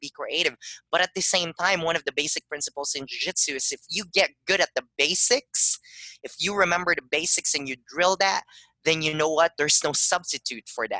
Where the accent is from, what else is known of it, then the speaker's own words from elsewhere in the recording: Philippines; now in Tucson, United States; I grew up in the Philippines